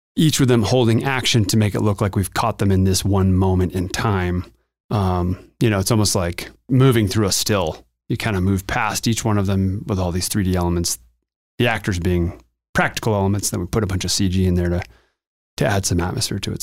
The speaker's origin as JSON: {"language": "English", "region": "Montana", "country": "United States", "tie": "born or raised there", "also_born_or_lived": "Los Angeles, California", "moved": "as an adult", "lives_now": "Denver, United States", "said": "I grew up in Montana, in the wilds of Montana"}